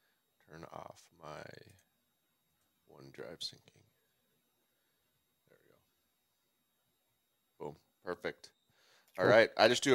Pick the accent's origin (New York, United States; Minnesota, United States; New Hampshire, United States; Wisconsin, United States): Minnesota, United States; I'm from Minnesota.